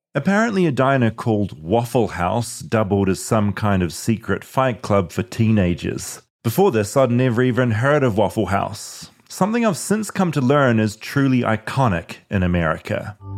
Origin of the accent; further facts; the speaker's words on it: New Zealand; I'm from New Zealand